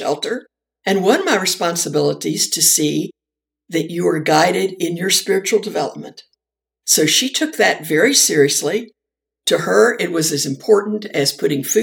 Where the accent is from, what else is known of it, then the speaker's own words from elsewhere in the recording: Shenandoah Valley, Virginia, United States; I grew up in the Shenandoah Valley, Virginia